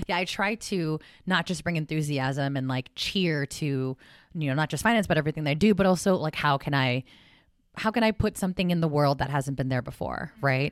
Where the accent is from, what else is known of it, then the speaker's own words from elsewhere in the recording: South San Francisco, California, United States; I was born and raised in South San Francisco, California, full Filipina